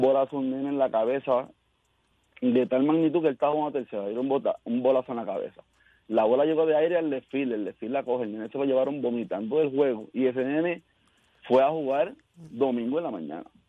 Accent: Caguas, Puerto Rico; yo soy de Cagua

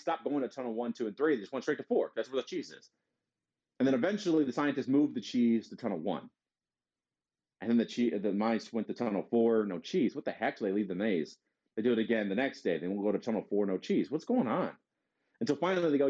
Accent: Detroit, Michigan, United States; I'm from Detroit

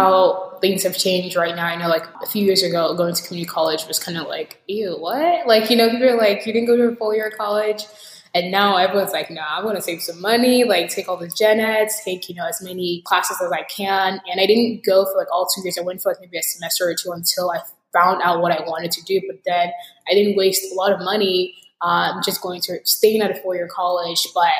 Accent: Nigeria; now in United States; I'm a Nigerian American technologist, immigrant, podcaster, futurist, optimist.

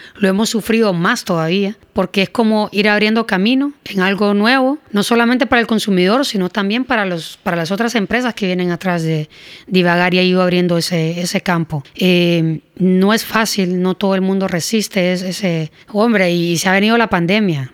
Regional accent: Honduras

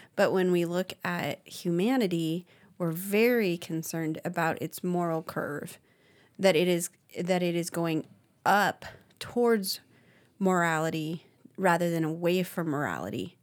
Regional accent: Arizona, United States; moved away; also born or lived in Idaho; it was a little different for me growing up in Arizona

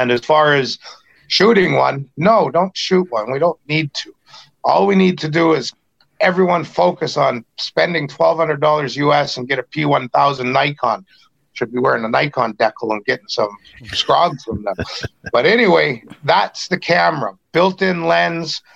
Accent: British Columbia, Canada; in British Columbia, us Indians

